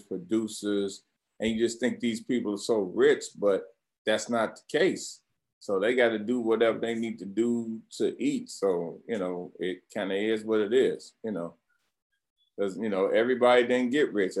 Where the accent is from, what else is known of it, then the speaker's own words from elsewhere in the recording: St. Louis, Missouri, United States; growing up in St. Louis, we moved like every damn year